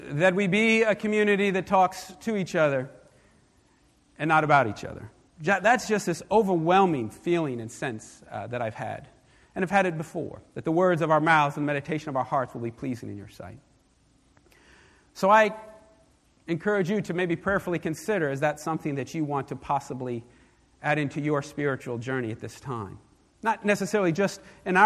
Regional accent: New York, United States; When I was younger, growing up in New York

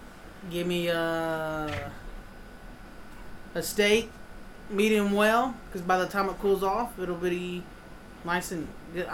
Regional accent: United States; we're American, and we're from the great nation.

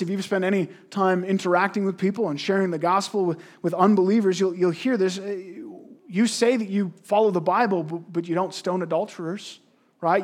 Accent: Canada

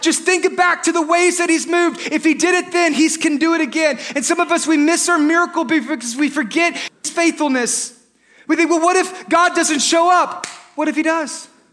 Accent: Texas, United States; We're from Texas

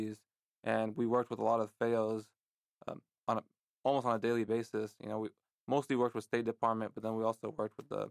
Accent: Lebanon; moved away; also born or lived in San Diego, California; growing up in Lebanon

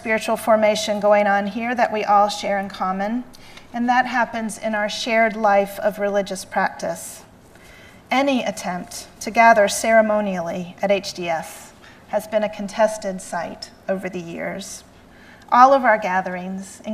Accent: the South, Southern United States, United States; accent: Southern; my Southern accent

